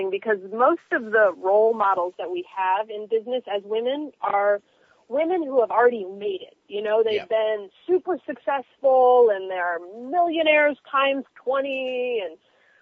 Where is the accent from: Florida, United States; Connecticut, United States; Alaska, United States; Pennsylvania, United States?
Florida, United States; Miami; I'm from Miami